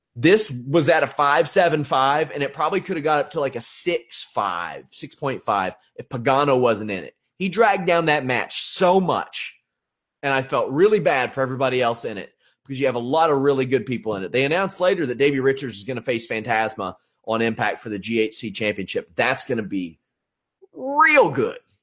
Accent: Kentucky, United States; I am from Kentucky

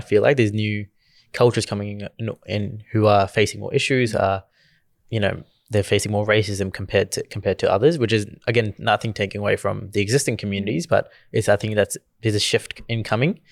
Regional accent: Gujarat, India; accent: Indian; now in Australia; growing up in India

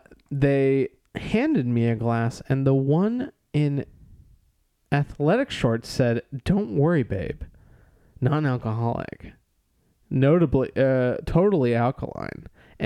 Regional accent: Cleveland, Ohio, United States; And I said, "Maybe so, but I'm from Cleveland."

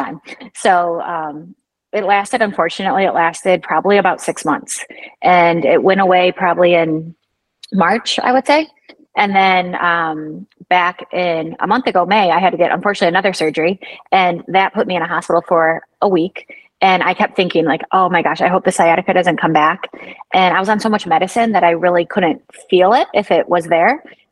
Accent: Michigan, United States; now in Florida, United States; I'm from Michigan originally

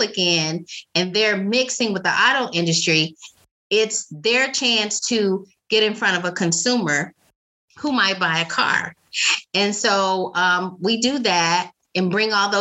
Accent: Memphis, Tennessee, United States; moved away as an adult; now in Detroit, United States; I'm from Memphis, Tennessee, and have lived in Detroit for almost 25 years now

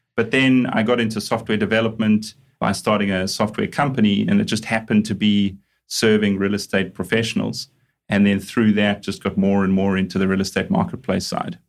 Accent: Johannesburg, Gauteng, South Africa; moved away; also born or lived in Durban; I'm a South African originally. So, uh, grew up in Johannesburg, studied in Johannesburg

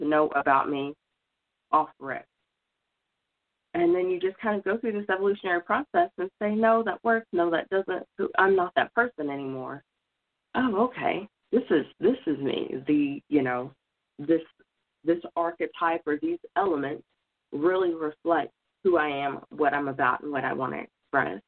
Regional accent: Oklahoma, United States; moved away; I'm originally from Oklahoma

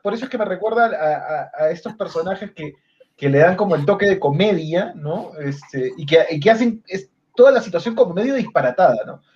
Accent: Peru

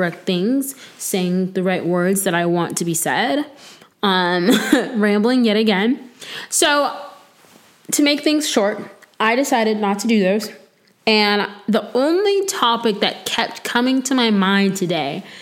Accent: Florida, United States; now in North Carolina, United States; I'm from Florida

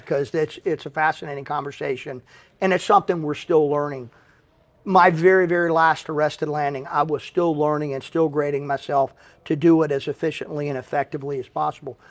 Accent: Henderson, North Carolina, United States; moved away as an adult; now in Pensacola, United States; I was leaving my hometown of Henderson, North Carolina, and headed to Pensacola

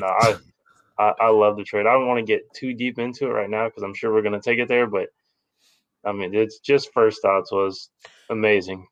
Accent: Texas, United States; I'm from Texas

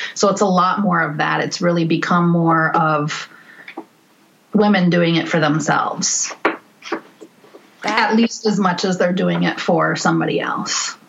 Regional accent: northern Minnesota, United States; I was born in Minneapolis, and then I grew up in northern Minnesota

